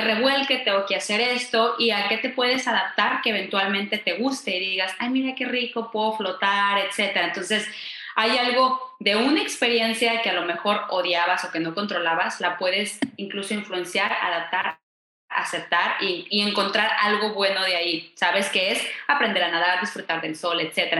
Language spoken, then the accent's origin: Spanish; Mexico; En México decimos